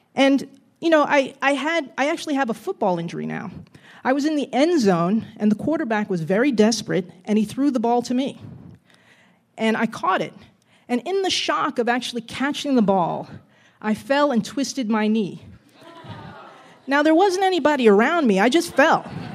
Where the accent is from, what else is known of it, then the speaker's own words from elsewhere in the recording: Jersey City, New Jersey, United States; growing up in Jersey City in the seventies